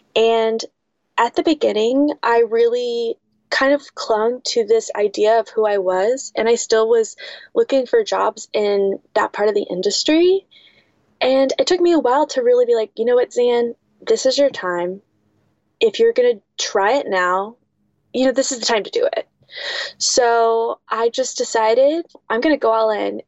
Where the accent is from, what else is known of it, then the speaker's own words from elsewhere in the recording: West Coast, United States; growing up on the West Coast, that's where I'm from.